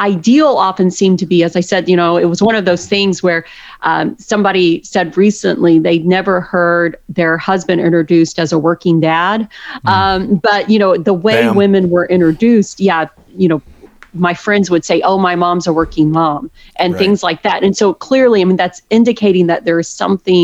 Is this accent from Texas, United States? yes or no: yes; outside of Waco, Texas, United States; I grew up outside of Waco. So so I'm a Texan pretty much through and through